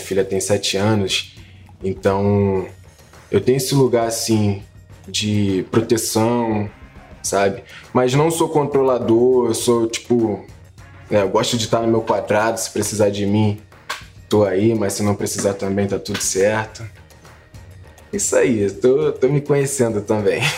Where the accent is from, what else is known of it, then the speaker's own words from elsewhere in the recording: Rio de Janeiro, Brazil; é o lugar onde eu me identifico, onde todo mundo me conhece, onde eu cresci